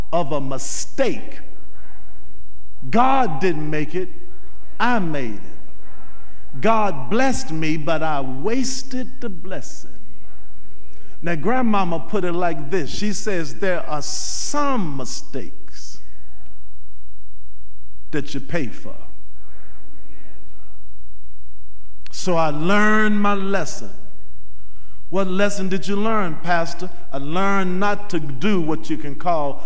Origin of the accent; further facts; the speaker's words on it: Nashville, Tennessee, United States; moved away as an adult; now in Louisville, United States; I went home to Nashville for something. And I saw a friend of mine that graduated from high school with my oldest sister